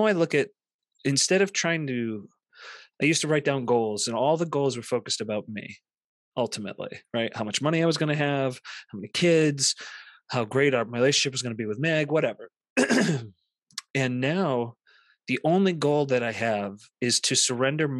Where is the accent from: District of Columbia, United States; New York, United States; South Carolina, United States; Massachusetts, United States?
Massachusetts, United States; Central; growing up in Central Massachusetts in the 80s and 90s